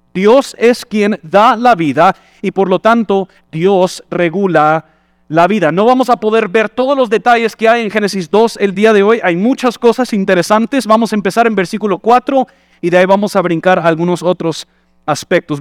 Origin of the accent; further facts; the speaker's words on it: United States; Spanish is a second language; moved away as an adult; now in Guatemala; como buen gringo